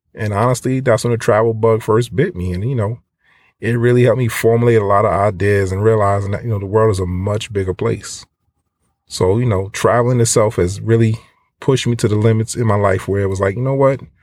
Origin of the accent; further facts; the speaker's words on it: United States; growing up as an American, you think everything is based off of your culture. I'm an American